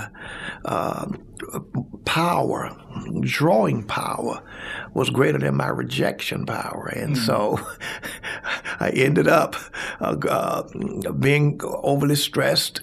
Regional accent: Brighton, Alabama, United States; also born or lived in Bessemer, Alabama / Birmingham, Alabama; I was born in Bessemer, Alabama, raised in Brighton

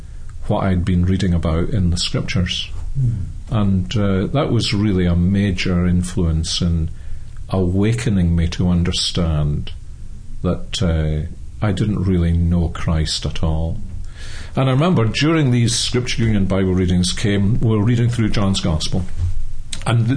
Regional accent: Glasgow, Scotland, United Kingdom; accent: Scottish; I'm Scottish, as most people are able to tell by my accent. I was born and brought up in Glasgow

